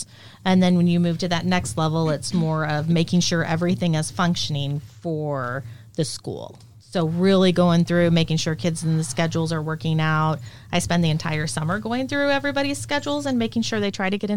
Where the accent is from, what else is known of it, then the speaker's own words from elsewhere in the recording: Dallas, Texas, United States; moved away as an adult; also born or lived in Minnesota / Seward, Nebraska / Lincoln, Nebraska; now in Norfolk, United States; I actually grew up in Dallas, Fort Worth, Texas